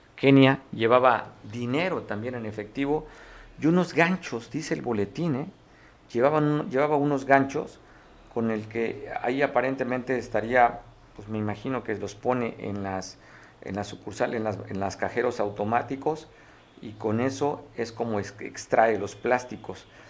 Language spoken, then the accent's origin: Spanish; Mexico; Qué orgullo ser mexicano